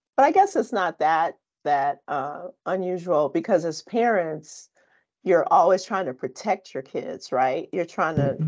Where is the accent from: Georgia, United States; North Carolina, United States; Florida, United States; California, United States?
California, United States; Compton; I grew up in Compton